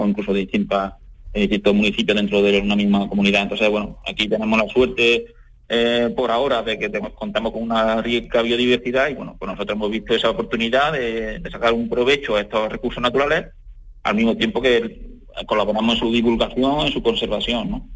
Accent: Adamuz, Andalusia, Spain; mi entorno, de aquí de mi pueblo, de Alamuz

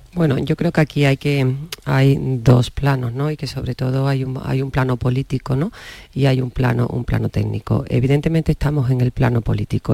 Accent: Andalusia, Spain; todos los que somos andaluces

